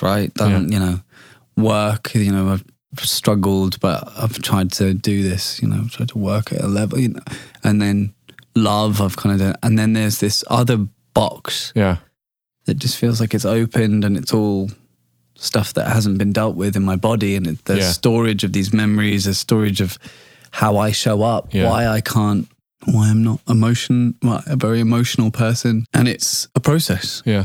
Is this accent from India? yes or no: no; United Kingdom; I'm British